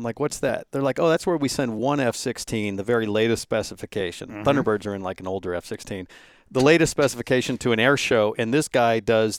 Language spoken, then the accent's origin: English; San Francisco, California, United States; I grew up in San Francisco